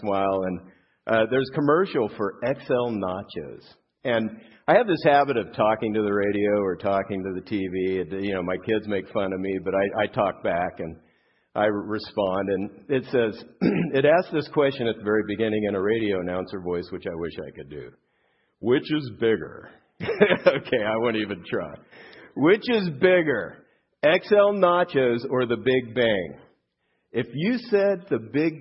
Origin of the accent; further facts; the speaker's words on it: Southern California, United States; I grew up here in Southern California